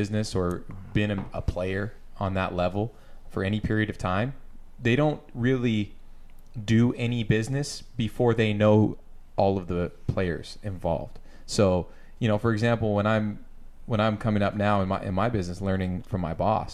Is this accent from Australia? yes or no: no; Canada; now in Mililani, United States; Canada, the homeland